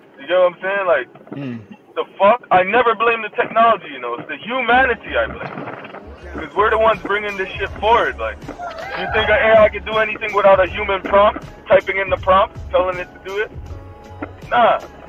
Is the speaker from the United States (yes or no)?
no; Jamaica; us just being Jamaican already, it's within our culture